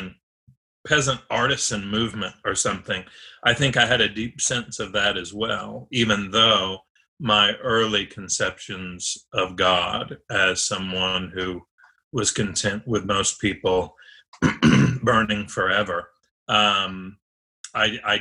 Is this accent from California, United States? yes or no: no; Nashville, Tennessee, United States; I am of Nashville. I am one of the rare ones who actually came from here. Grew up in Creve Hall.